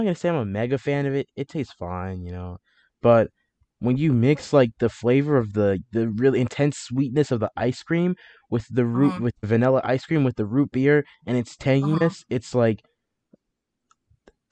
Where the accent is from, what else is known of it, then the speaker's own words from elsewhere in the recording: Georgia, United States; I'm from Georgia